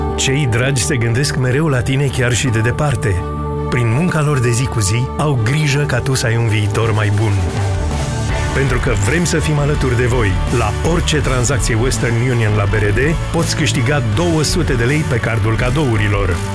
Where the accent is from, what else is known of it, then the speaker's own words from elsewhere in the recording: Constanța County, Romania; Eu sunt din Constanța